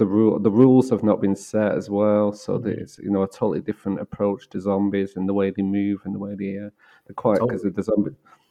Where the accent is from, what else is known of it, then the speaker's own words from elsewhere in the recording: Manchester, North West England, United Kingdom; I remember Manchester of the 80s as a kid